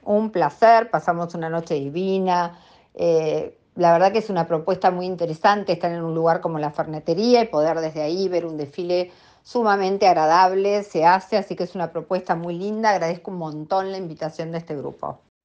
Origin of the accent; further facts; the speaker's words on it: Argentina; yo en Miami o en cualquier lugar del mundo me siento muy feliz porque soy como menos observada quizás que en mi país, este, y es una imagen más aceptada. Acá en Argentina